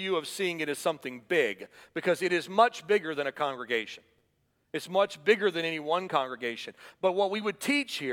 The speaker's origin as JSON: {"language": "English", "town": "Atlanta", "region": "Georgia", "country": "United States", "tie": "born or raised there", "said": "when I was a boy growing up in Atlanta"}